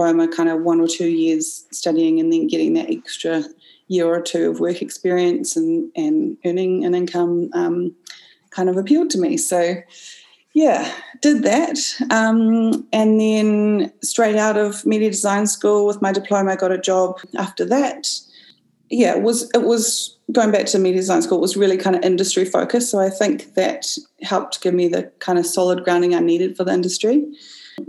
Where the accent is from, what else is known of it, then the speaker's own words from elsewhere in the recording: Auckland, New Zealand; I come from Auckland, Tāmaki Makaurau